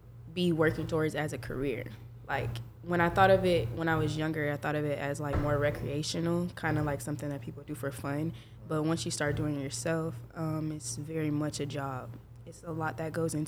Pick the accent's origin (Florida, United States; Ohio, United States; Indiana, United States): Florida, United States; Jacksonville; now in Tallahassee, United States; I'm from Jacksonville, Florida